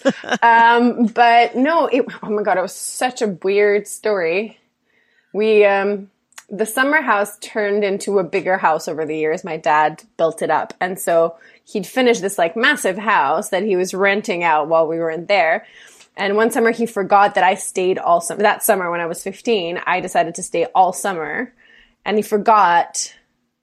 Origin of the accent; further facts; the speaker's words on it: Switzerland; I grew up in Switzerland, but every summer we went to our holiday house in Croatia, because my dad's Croatian